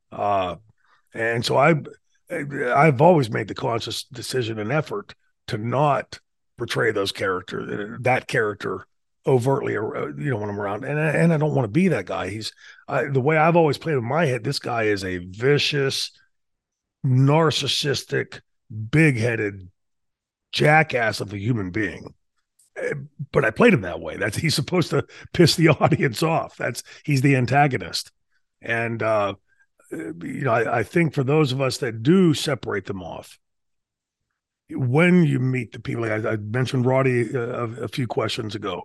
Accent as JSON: {"language": "English", "town": "Pittsburgh", "region": "Pennsylvania", "country": "United States", "tie": "born or raised there", "said": "I grew up in Pittsburgh"}